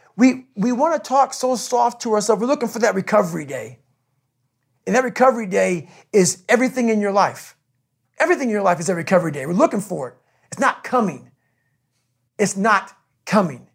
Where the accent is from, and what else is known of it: Brazil, Indiana, United States; born or raised there; also born or lived in Buffalo, New York